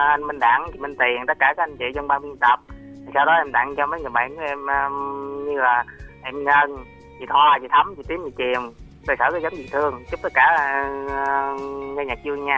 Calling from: Long An, Vietnam; nó từ rất long an chị ơi

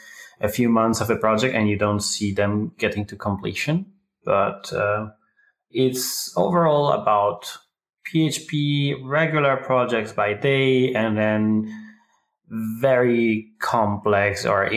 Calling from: Frankfurt, Hesse, Germany; I'm calling from the Frankfurt area here in Middle Germany.

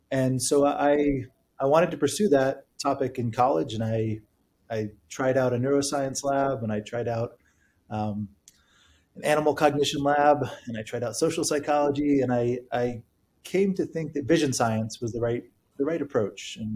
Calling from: Princeton, New Jersey, United States; I'm calling in from my office in Princeton, Princeton, New Jersey.

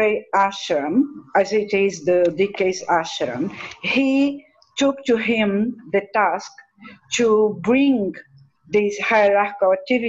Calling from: Resende, Rio de Janeiro, Brazil; I'm talking from Brazil. In Brazil, we have two units of service of Triangle and Goodwill. And one of the group is 30 years old. And the other group was started by a disciple, is going to be this year 43 years old. So in Resende, where I live

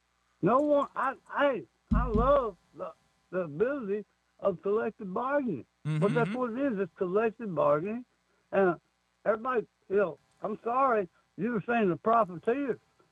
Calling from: Alabama, United States

